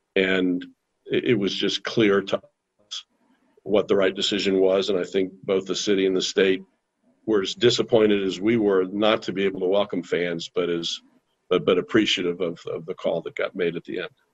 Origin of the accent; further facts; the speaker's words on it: Indianapolis, Indiana, United States; Growing up in Indianapolis as a kid